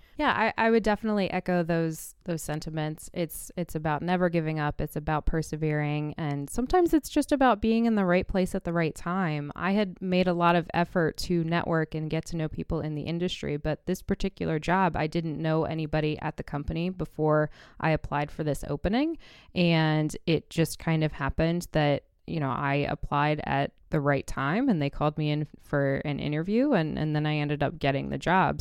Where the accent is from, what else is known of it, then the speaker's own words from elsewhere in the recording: Indianapolis, Indiana, United States; moved away; also born or lived in New York City; I was born in Indianapolis and kind of grew up around IndyCar racing.